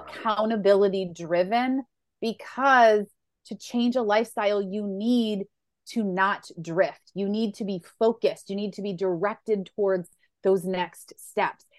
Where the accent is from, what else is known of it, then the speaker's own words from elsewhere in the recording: Western New York, United States; I grew up in Western New York